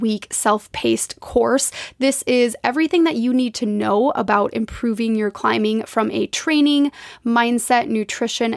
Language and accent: English; Minnesota, United States; now in Spokane, United States; growing up in Minnesota, I have a deep connection to the water